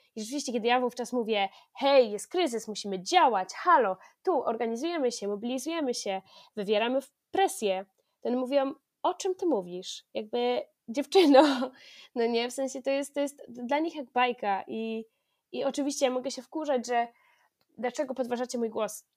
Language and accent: Polish; near Bydgoszcz, Kuyavian-Pomeranian Voivodeship, Poland; skąd pochodzę, spod Bydgoszczy